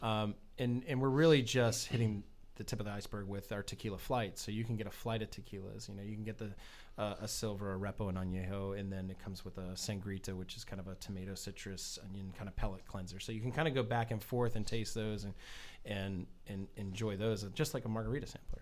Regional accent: New England, United States; now in Florida, United States; I'm from New England originally

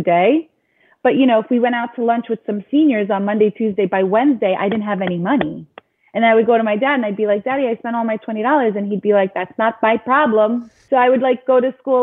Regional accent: Long Island, New York, United States; also born or lived in Queens, New York; I was born in Queens, New York. And when I was 2 years old is when we moved to Long Island, which is where I grew up.

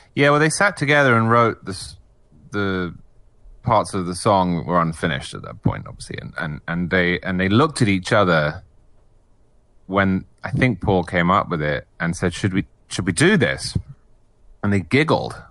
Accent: England, United Kingdom; moved away as an adult; now in United States; I'm English originally

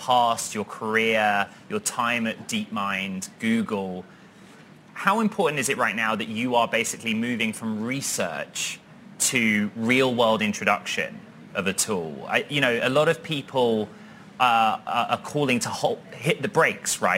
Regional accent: London, United Kingdom; moved away; my old stomping ground, my hometown

